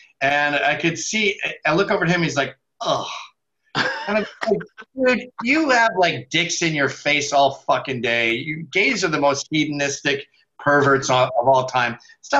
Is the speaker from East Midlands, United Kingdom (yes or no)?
no; Scotland, United Kingdom; Oh, no. I'm so Scottish. We never forget a dime.